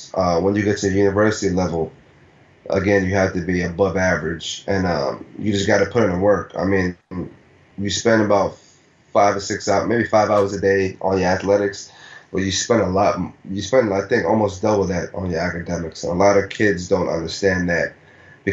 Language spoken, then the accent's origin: English; Nigeria; moved away; when I was a kid, born and raised in Nigeria